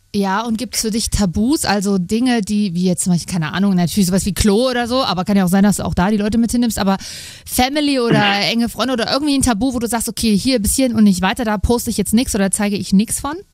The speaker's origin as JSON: {"language": "German", "region": "Saxony", "country": "Germany", "tie": "born or raised there", "said": "Kommt ursprünglich aus Sachsen, ähm, wo auch ich herkomme"}